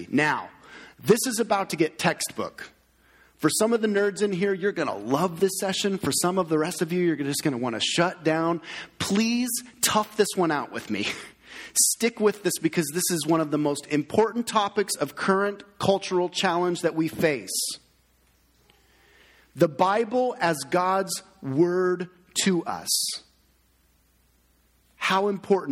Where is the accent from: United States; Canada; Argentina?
United States; We as American Christians